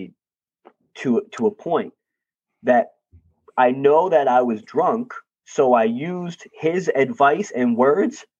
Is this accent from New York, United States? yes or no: yes; New York, United States; I'm a New Yorker